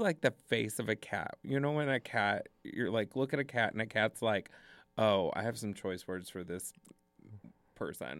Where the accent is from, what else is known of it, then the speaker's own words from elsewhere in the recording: north of Dallas, Texas, United States; also born or lived in Indiana / New York / Los Angeles; now in Madison, United States; Originally, north of Dallas in a town called Salina